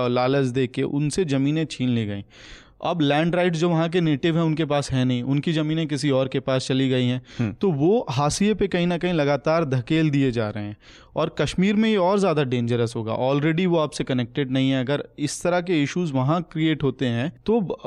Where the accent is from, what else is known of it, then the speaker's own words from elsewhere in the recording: Jharkhand, India; मैं जहां से आता हूँ वहां की बात करूंगा झारखंड में